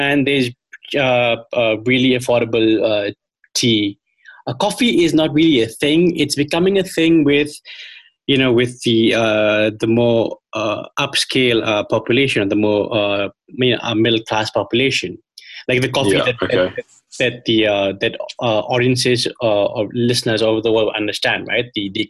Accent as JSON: {"language": "English", "town": "Shillong", "region": "Meghalaya", "country": "India", "tie": "born or raised there", "said": "I've been in my hometown of Shillong in the northeast of India for the past couple of months."}